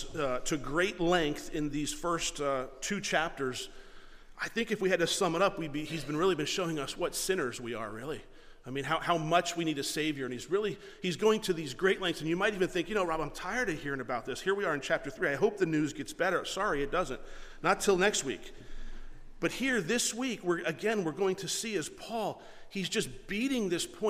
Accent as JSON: {"language": "English", "country": "United States"}